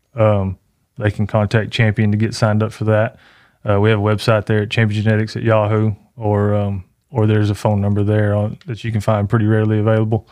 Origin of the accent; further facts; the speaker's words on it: Canton, Texas, United States; right here in my hometown